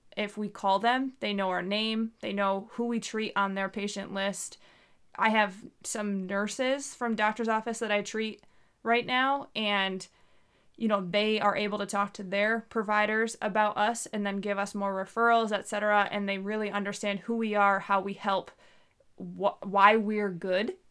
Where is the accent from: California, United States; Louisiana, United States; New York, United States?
New York, United States; moved away as an adult; now in Southeast Alaska, United States; I'm from New York